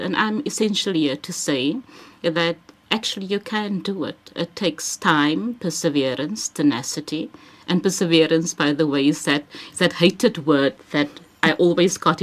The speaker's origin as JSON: {"language": "English", "town": "Cape Town", "region": "Western Cape", "country": "South Africa", "tie": "born or raised there", "also_born_or_lived": "Bellville South / Sea Point", "moved": "yes", "said": "I am from the Cape Flats"}